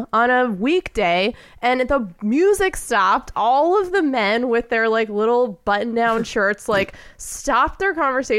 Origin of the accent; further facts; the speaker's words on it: New Jersey, United States; I grew up in New Jersey.